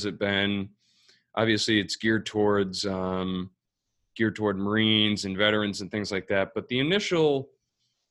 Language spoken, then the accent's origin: English; South Coast of Massachusetts, United States; also born or lived in Rhode Island; I'm from South Coast of Massachusetts